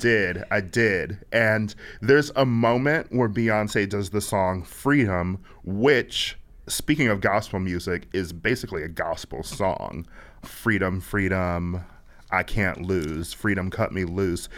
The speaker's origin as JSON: {"language": "English", "town": "Milwaukee", "region": "Wisconsin", "country": "United States", "also_born_or_lived": "Chicago", "moved": "as an adult", "said": "I'm not from Chicago. I'm from Milwaukee"}